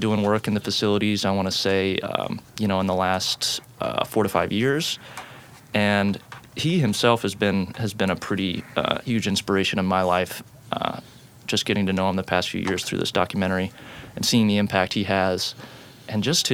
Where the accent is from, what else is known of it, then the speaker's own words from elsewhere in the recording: Portland, Oregon, United States; also born or lived in Eugene, Oregon; I grew up in Portland, went down to Eugene for school, and came straight back.